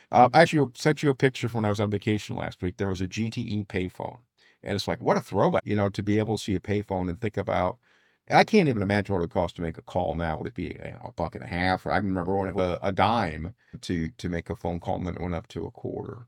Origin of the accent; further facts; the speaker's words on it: Fort Wayne, Indiana, United States; I grew up in Southeast Fort Wayne, and we had a four four seven phone number.